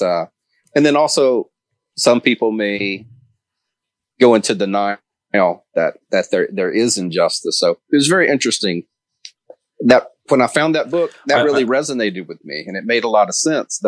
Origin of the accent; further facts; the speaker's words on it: Mississippi, United States; I grew up in Mississippi, so I grew up in the Deep South.